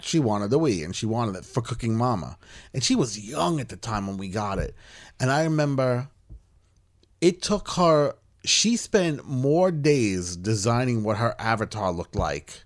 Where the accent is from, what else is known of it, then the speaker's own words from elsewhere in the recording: Long Island, New York, United States; Laser tag on Long Island was big when I was a senior in high school